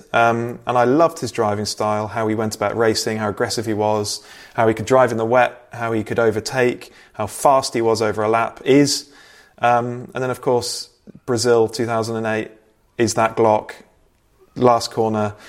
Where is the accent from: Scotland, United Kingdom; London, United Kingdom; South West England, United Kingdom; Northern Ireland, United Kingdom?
South West England, United Kingdom; Bristol; I'm from Bristol.